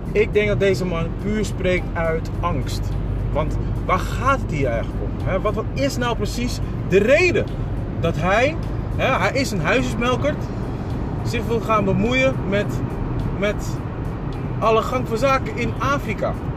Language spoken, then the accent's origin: Dutch; Ghana; now in Netherlands; Ghana in dat geval, waar ik vandaan kom